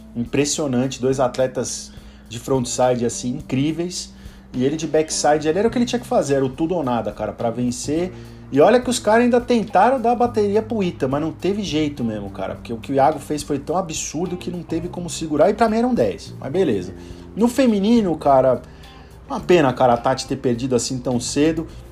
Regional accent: Brazil; sou brasileiro

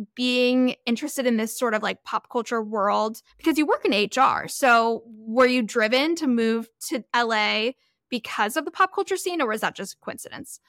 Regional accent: Florida, United States; moved away as an adult; also born or lived in California; I grew up in California for a bit, and then I lived in Florida for, like, ten, eleven years and moved back

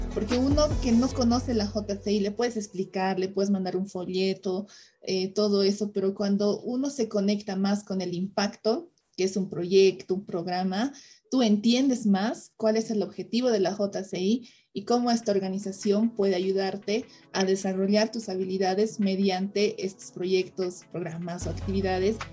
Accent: Bolivia; yo como emprendedora boliviana

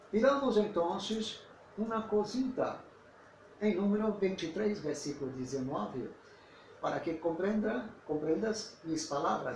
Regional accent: Brazil; porque sou brasileiro e não tenho uma relação personal com a cultura hispana

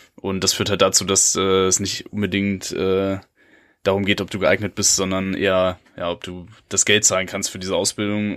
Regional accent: Germany; als Deutscher

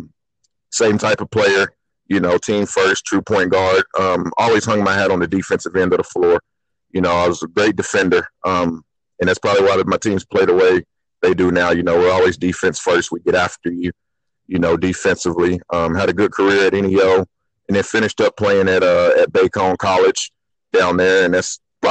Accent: Sapulpa, Oklahoma, United States; I'm from Sapulpa. I was a part of two state tournament teams. At Sapulpa, played point guard there

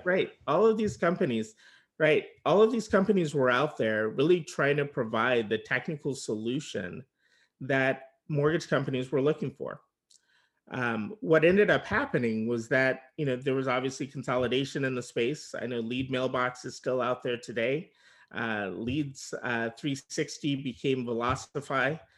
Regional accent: Bay Area, California, United States; also born or lived in Los Angeles; I was originally from the Bay Area

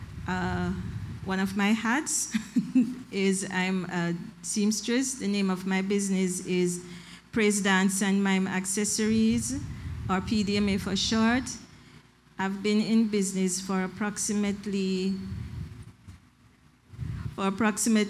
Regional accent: Jamaica; moved away as an adult; also born or lived in St. Kitts; now in Saint Kitts and Nevis; when I came to St. Kitts, I realized, I'm from Jamaica

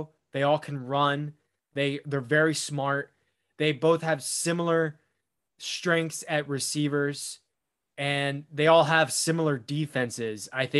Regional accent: Winston-Salem, North Carolina, United States; because I grew up in Winston-Salem.

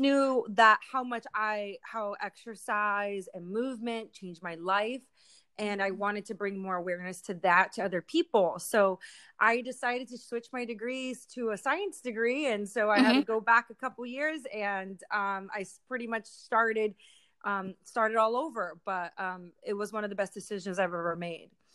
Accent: Philadelphia, Pennsylvania, United States; moved away as an adult; now in Humboldt County, United States; I'm from the East Coast, so it's completely different. Uh, I grew up my whole life in the city

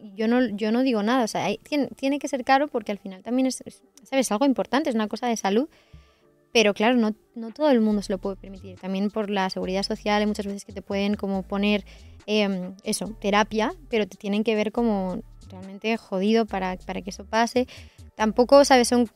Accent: Sant Climent de Llobregat, Catalonia, Spain; moved away as an adult; also born or lived in Viladecans; now in Madrid, Spain; Yo vivía en Vila de Cans y con 9 años me cambié a San Clemente del Terminé la primaria en Vila de Cans

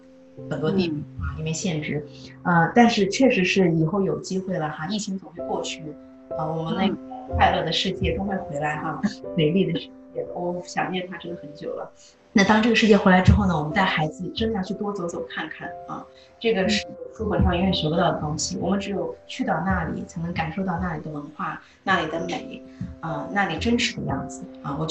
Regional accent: China; moved away; 我就是来自中国的，

